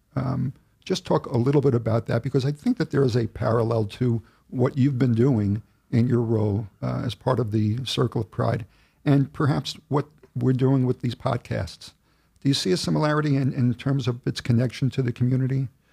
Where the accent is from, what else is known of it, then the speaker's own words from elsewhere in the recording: Oceanside, New York, United States; I lived in Oceanside, I grew up in Oceanside, I went through the school system